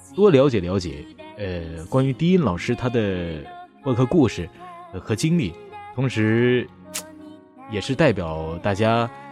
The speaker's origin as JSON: {"language": "Chinese", "region": "Northeast China", "country": "China", "said": "我，我是东北人"}